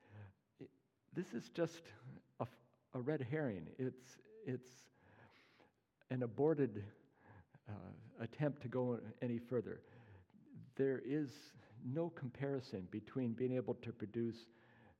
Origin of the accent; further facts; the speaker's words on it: Pacific Northwest, United States; moved away; I'm from the Pacific Northwest originally